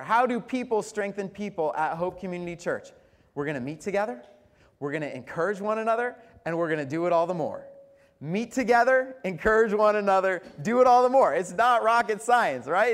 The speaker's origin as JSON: {"language": "English", "region": "Colorado", "country": "United States", "said": "I'm from Colorado"}